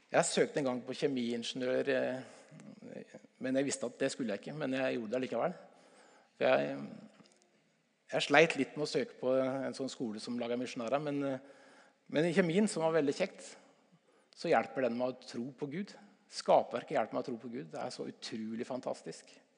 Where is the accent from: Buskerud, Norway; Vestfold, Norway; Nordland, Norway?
Vestfold, Norway; Stokke; also born or lived in Tønsberg; jeg er fra Stokke i Vestfold